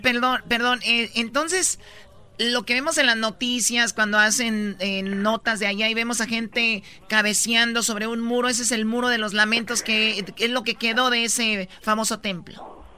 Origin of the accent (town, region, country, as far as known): Tepatitlán, Jalisco, Mexico